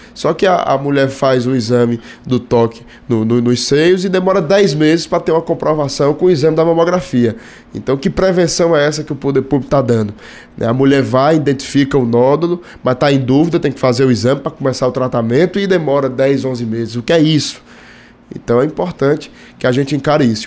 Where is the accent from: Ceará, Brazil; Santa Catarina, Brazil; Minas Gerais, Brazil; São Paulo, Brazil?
Ceará, Brazil; Fortaleza; para a cidade que nasci, Fortaleza